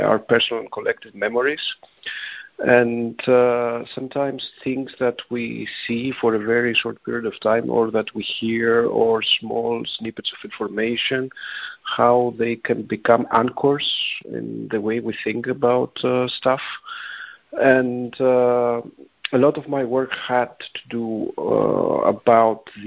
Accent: Athens, Attica, Greece; moved away as an adult; now in London, United Kingdom; I'm originally from Athens. I was born and raised here, but I've been living in London since 2007.

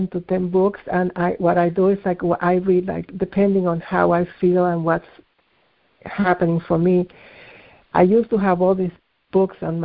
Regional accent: Dominican Republic; moved away; also born or lived in Lebanon; Some of my family is from Lebanon, although I was born in the Dominican Republic

